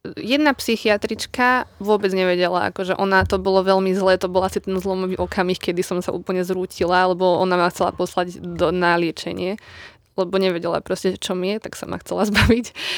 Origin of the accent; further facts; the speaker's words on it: Lučenec, Banská Bystrica Region, Slovakia; pochádzam z Lučenca